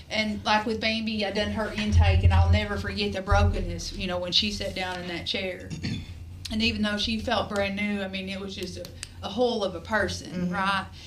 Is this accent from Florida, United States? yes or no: no; Mount Vernon, Kentucky, United States; I'm opening up a facility in my hometown, which is Mount Vernon, Kentucky, called Promises of Grace.